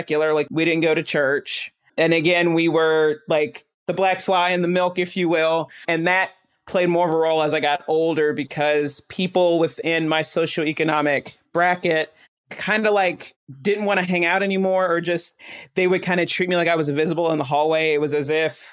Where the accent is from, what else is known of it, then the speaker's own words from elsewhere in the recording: Chattanooga, Tennessee, United States; I grew up in East Brainerd.